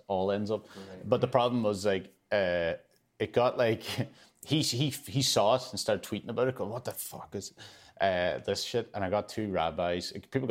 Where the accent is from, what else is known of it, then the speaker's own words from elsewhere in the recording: Ulster, Ireland; I love him. I'm from Donegal.